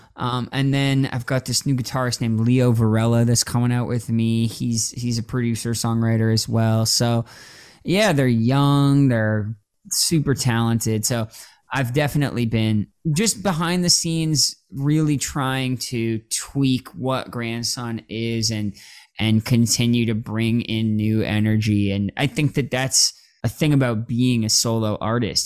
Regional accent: Toronto, Ontario, Canada; now in Los Angeles, United States; I grew up in Toronto

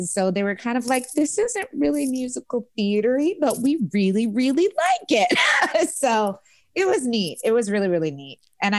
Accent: New York, United States; Luckily, I came from New York, so I knew my stuff.

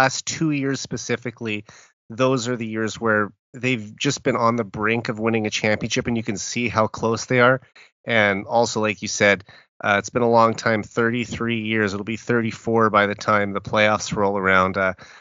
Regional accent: Saskatoon, Saskatchewan, Canada; I'm from Saskatoon, which is only a five-hour drive away from Edmonton.

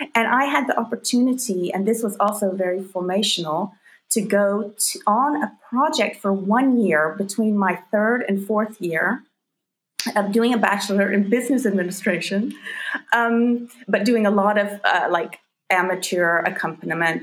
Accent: North Georgia, United States; I grew up in North Georgia

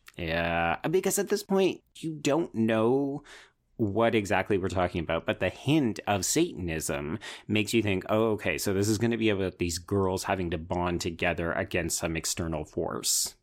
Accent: Canada; as a Canadian

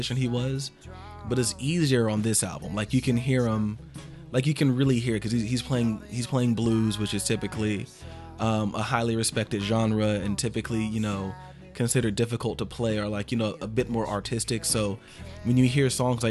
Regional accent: Atlanta, Georgia, United States

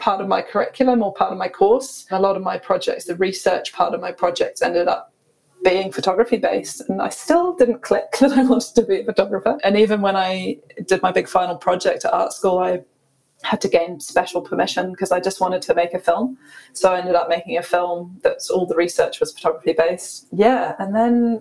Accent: Scotland, United Kingdom; moved away as an adult; also born or lived in London; now in New Zealand; we grew up rurally in Scotland on a wee lifestyle block

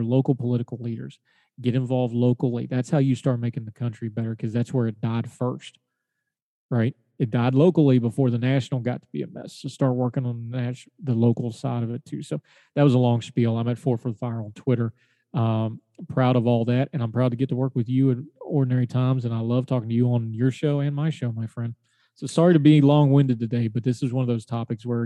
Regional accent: West Virginia, United States; moved away; my home state of West Virginia

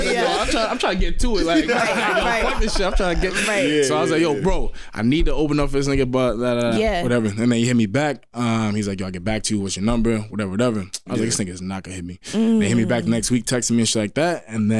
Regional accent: Newark, New York, United States; So, I mean, I'm an artist from Newark, New York.

